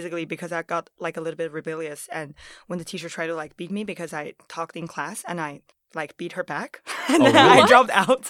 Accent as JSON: {"language": "English", "country": "Japan", "tie": "born or raised there", "also_born_or_lived": "Harbin, China", "said": "So I'm originally from Harbin, China, and I grew up in Japan."}